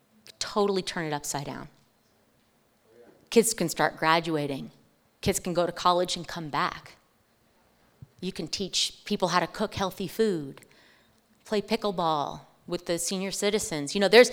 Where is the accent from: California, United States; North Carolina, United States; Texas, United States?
California, United States; now in Greeley, United States; I came from California. Please don't hate me. Please don't hate me. I came from California. It's a long time ago. I've been here since 2005.